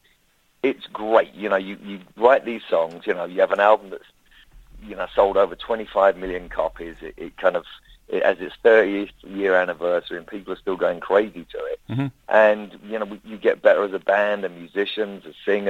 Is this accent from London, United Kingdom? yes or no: yes; London, United Kingdom; I'm from London